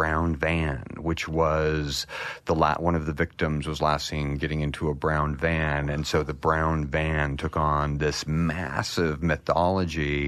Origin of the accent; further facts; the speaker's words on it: United States; Small town in eastern Washington, western Idaho, called the Lewis Clark Valley